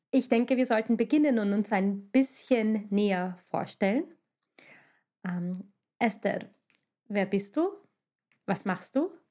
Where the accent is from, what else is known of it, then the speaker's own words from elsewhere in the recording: Hungary; German is a second language; now in Vienna, Austria; wieso wir Wahlwienerinnen sind. Wir stammen ursprünglich aus Ungarn, hört man vielleicht